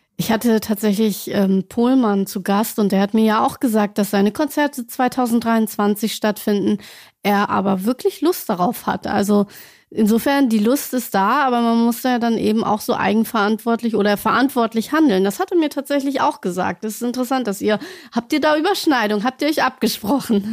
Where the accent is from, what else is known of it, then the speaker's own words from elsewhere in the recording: Celle, Lower Saxony, Germany; Ich komme selbst aus Celle